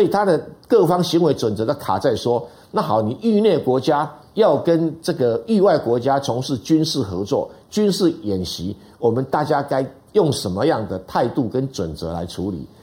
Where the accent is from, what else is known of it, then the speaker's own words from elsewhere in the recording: Taiwan; 这个历史我们台湾人比较不连不清楚